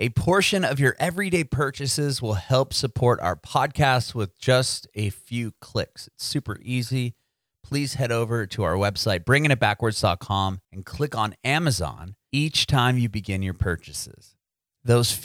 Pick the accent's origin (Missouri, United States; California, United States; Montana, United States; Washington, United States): California, United States; San Diego; moved away as an adult; now in Nashville, United States; I was born and raised in San Diego, and I recently moved to Nashville, but I lived there pretty much my entire life.